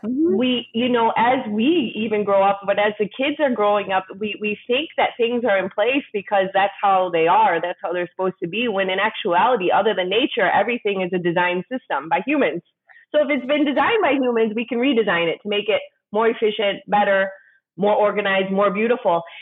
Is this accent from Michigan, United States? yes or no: yes; Detroit, Michigan, United States; moved away as an adult; now in India; I'm from Detroit, Michigan, and I started teaching there